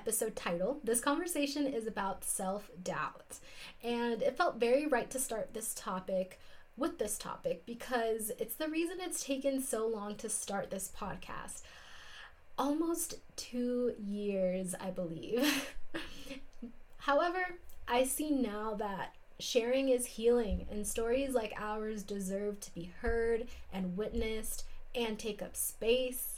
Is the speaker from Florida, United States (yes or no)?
yes; South Florida, United States; now in Salt Lake City, United States; in sunny South Florida, now living in Ute and Paiute lands, which are now called Salt Lake City, Utah